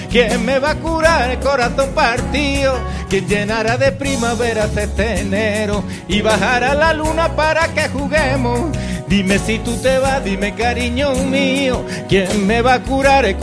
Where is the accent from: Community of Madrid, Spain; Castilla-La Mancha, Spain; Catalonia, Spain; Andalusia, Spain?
Community of Madrid, Spain; Madrid; yo soy madrileño